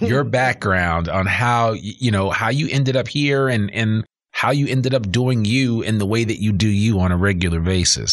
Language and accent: English; outside of New York City, United States; now in Northwest Arkansas, United States; growing up outside of New York City